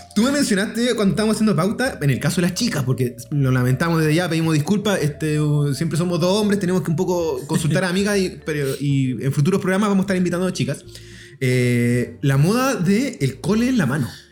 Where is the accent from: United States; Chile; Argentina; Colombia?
Chile; acá nosotros estamos más ligados a los gringos